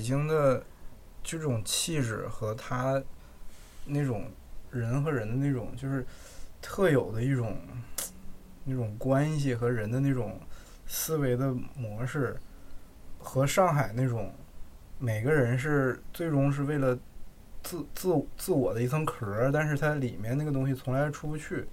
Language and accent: Chinese; Jilin, China; now in Beijing, China; 我还是觉得是我的故乡，就吉林